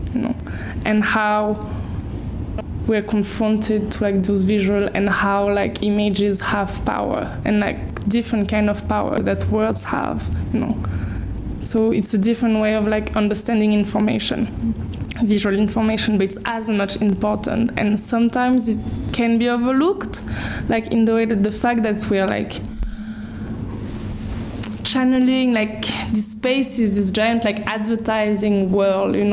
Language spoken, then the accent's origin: English; Paris, Île-de-France, France; I grew up in Paris